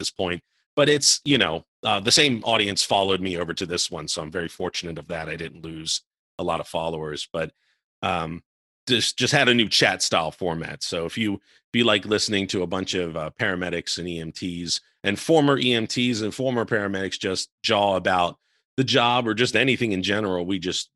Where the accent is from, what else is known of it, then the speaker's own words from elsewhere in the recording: Baltimore, Maryland, United States; now in Charleston, United States; I'm from the Baltimore, Baltimore, D.C. area